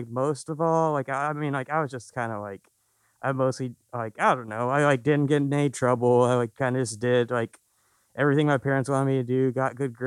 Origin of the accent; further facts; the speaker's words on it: Indianapolis, Indiana, United States; also born or lived in Muncie, Indiana; the only time I wasn't really in Indy was when I was at Ball State